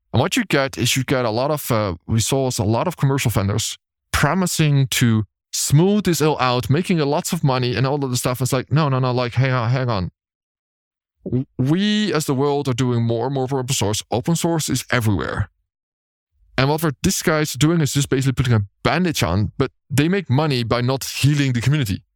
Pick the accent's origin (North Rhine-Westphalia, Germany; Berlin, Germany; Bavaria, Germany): Berlin, Germany; it's in my hometown